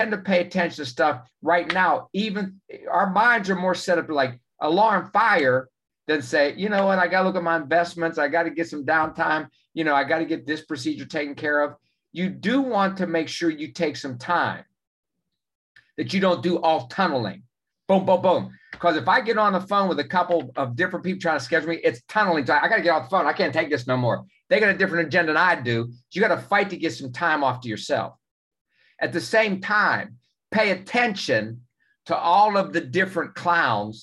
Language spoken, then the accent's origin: English; West Virginia, United States; I'm from West Virginia